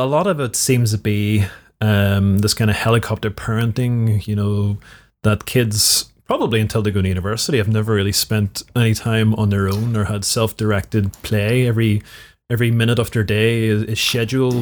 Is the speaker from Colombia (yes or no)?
no; Belfast, Northern Ireland, United Kingdom; I grew up in Belfast, inner city Belfast, during the Troubles